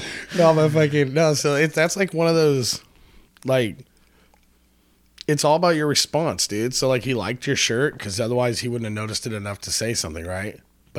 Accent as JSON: {"language": "English", "town": "Napa", "region": "California", "country": "United States", "said": "I'm from"}